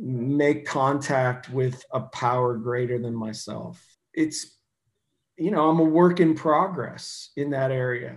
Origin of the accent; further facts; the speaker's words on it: Ohio, United States; I'm a hillbilly from Ohio